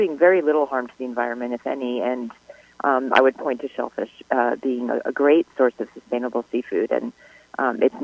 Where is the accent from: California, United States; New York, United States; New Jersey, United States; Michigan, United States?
New York, United States; I grew up in New York